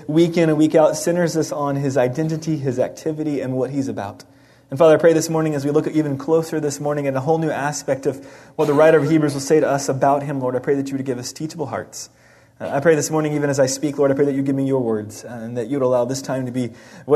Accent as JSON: {"language": "English", "town": "Dallas", "region": "Texas", "country": "United States", "tie": "born or raised there", "said": "I grew up in Dallas, Texas"}